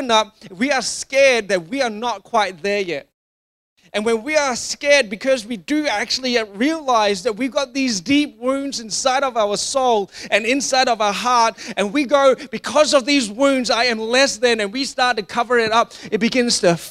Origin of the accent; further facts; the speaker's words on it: Singapore; growing up in Singapore